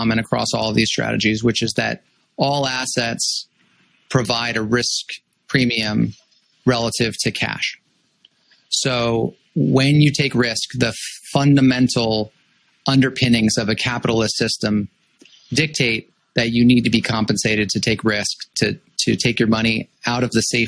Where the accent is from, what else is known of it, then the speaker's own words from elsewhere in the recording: Los Angeles, California, United States; moved away as an adult; I grew up in Los Angeles